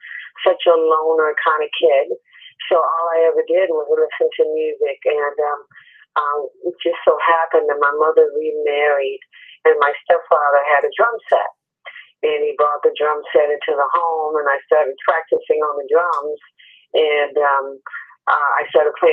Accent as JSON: {"language": "English", "town": "Los Angeles", "region": "California", "country": "United States", "tie": "born or raised there", "also_born_or_lived": "New York", "moved": "as an adult", "said": "I was born and raised in Los Angeles"}